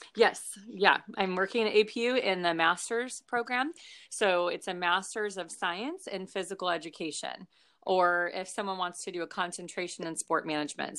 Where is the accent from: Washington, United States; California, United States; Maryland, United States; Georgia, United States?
California, United States; Long Beach; also born or lived in Notre Dame, Indiana; I grew up here in, like, Long Beach, California, so I grew up in California.